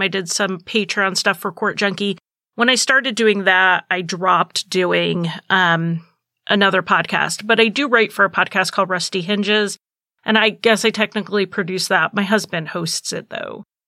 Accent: New England, United States; I'm from New England

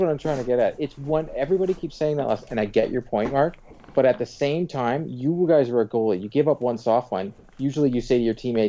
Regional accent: Pickering, Ontario, Canada; where I grew up in Pickering

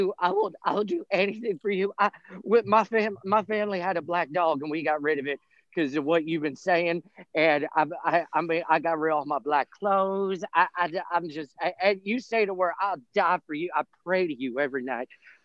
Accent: Erie, Pennsylvania, United States; I don't care who knows it. I'm from Erie, Pennsylvania.

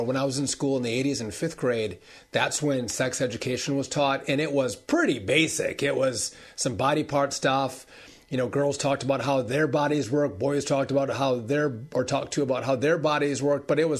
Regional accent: Wisconsin, United States; In my home state of Wisconsin, this school push to indoctrinate our kids, to sexualize our kids, is in full force and effect.

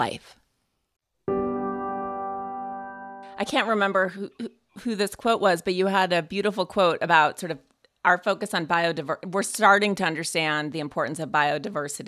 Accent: Montana, United States; I'm from Montana

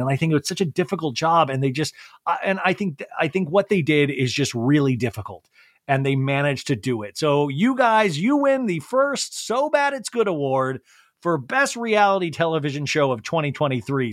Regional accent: Kansas, United States; moved away; When I was growing up in Kansas

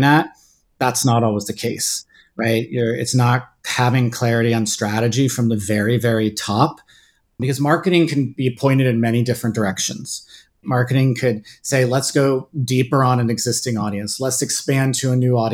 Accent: Bay Area, California, United States; moved away; also born or lived in Washington, D.C.; I grew up in the Bay Area and kind of Silicon Valley during the kind of dot-com boom in the late 90s

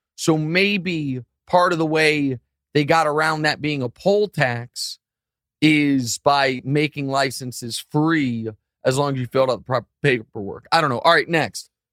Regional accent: Missouri, United States; born or raised there

